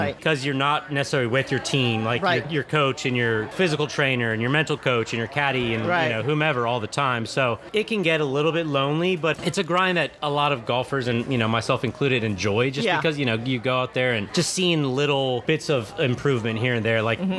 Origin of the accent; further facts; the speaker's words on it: Charleston, South Carolina, United States; born there; I was born in Charleston, South Carolina